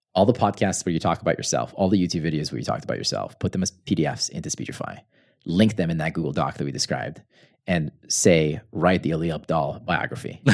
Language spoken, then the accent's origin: English; United States; English is a second language; I'm American, so I use pounds instead of kilograms